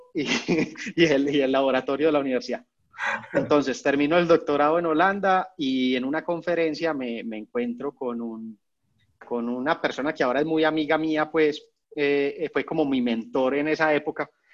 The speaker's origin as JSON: {"language": "Spanish", "town": "Medellín", "region": "Antioquia", "country": "Colombia", "also_born_or_lived": "Bogotá", "moved": "yes", "said": "yo soy de Medellín, yo estaba viviendo en Bogotá"}